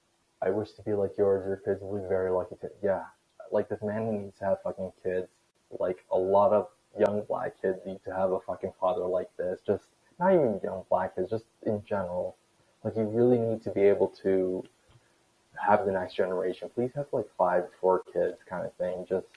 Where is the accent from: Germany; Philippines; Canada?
Canada; I'm Canadian, but like we're in the same time zone. It's 7:31 Eastern time.